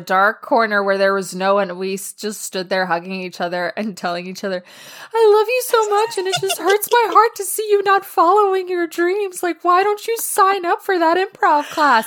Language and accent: English; New York City, New York, United States; moved away; I grew up in New York